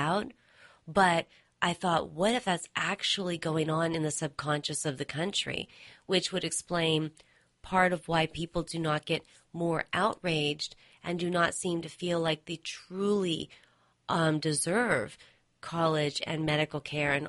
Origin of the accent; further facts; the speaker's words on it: United States; my sense as an American